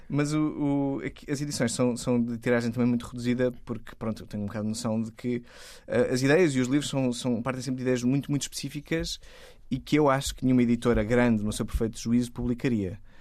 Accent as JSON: {"language": "Portuguese", "town": "Torres Vedras", "region": "Lisbon", "country": "Portugal", "said": "eu sou de Torres Vedras, da é minha cidade"}